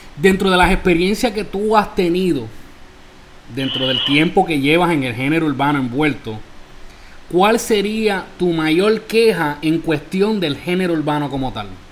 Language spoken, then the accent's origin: Spanish; Isabela, Puerto Rico; now in New York, United States; mi pueblo Isabela, Puerto Rico